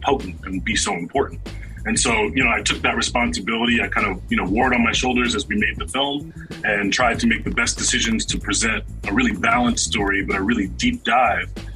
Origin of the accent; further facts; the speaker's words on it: New York City, New York, United States; I'm born in Brooklyn, New York, born and raised in Brooklyn, New York.